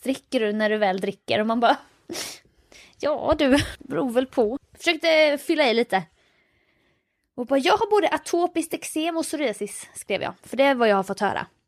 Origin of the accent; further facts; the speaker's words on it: Jönköping, Jönköping County, Sweden; nej Jönköping